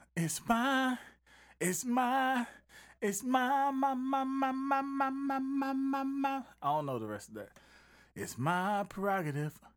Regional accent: Southeast, United States; I'm from the South, Southeast

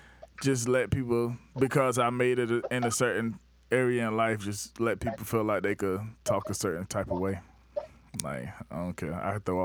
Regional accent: the South, United States; One, we're from the South, and we have this Southern whatever.

